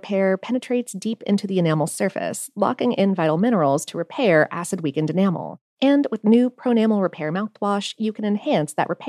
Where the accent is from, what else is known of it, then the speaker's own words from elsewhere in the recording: Ohio, United States; also born or lived in Florida; now in Atlanta, United States; I grew up in Ohio and South Florida, so I don't remember having okra until I moved to Atlanta.